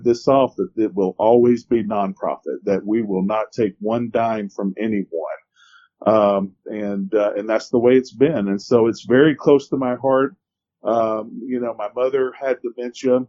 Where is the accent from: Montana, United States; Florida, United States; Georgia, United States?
Georgia, United States; Ellijay; I grew up in Ellijay